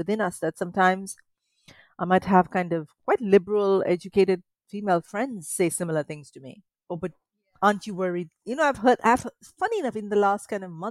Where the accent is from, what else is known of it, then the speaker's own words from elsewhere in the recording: Mumbai, Maharashtra, India; moved away as an adult; also born or lived in Kerala (family origin); now in United Kingdom; I grew up in Mumbai, which is sort of like a big crazy city like London